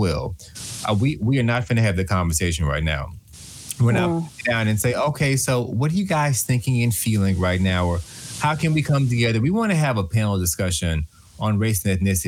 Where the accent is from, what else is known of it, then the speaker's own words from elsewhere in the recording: Texas, United States; I'm from Show Me Texas